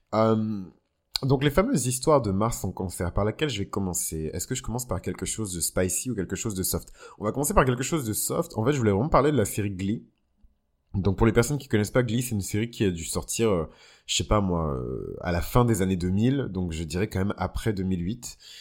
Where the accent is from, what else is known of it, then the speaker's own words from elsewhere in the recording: Benin; au Bénin, mon pays d'origine